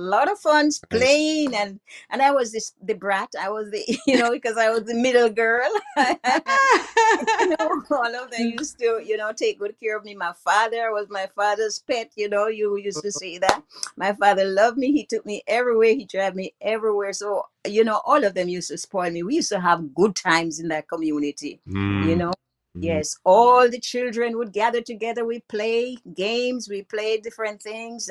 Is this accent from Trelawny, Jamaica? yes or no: yes; Bunker's Hill, Trelawny, Jamaica; also born or lived in Montego Bay, Jamaica; I was born in Bunker's Hill, Trelawney, Jamaica, West Indies